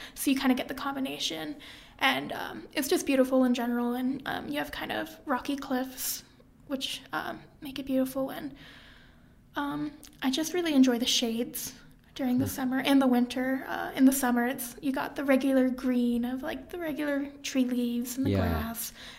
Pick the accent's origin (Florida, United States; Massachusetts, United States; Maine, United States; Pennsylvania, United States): Maine, United States; Well, I usually, around here, when I say I'm from Maine, usually I'll say Maine or New England.